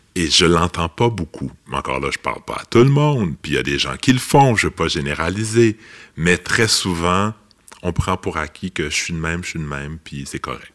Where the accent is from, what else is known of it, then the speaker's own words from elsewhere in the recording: Laval, Quebec, Canada; je, suis un gars de Laval